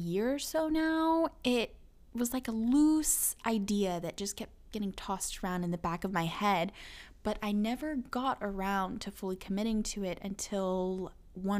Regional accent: Tulsa, Oklahoma, United States; I am from Tulsa, Oklahoma.

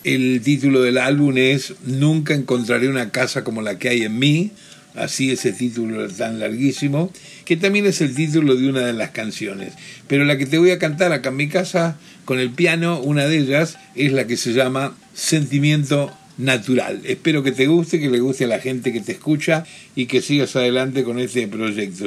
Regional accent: Rosario, Santa Fe, Argentina; now in Tigre, Argentina; soy de Rosario, nací allí en el 48

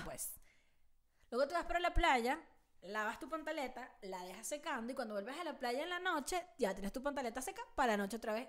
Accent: Caracas, Capital District, Venezuela; also born or lived in El Tigre, Venezuela; now in Mexico City, Mexico; Caracas es un valle, la ciudad donde yo, donde yo me crié y nací

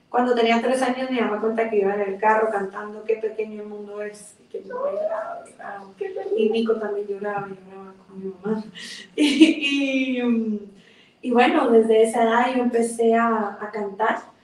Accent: Guatemala City, Guatemala Department, Guatemala; es guatemalteca, nací aquí en la ciudad de Guatemala

